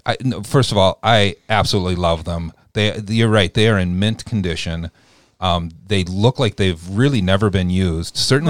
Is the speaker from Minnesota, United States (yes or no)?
yes; Minnesota, United States; I was raised here in Minnesota